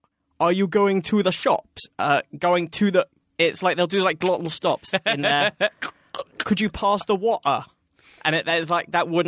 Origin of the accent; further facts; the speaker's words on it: United Kingdom; as a Brit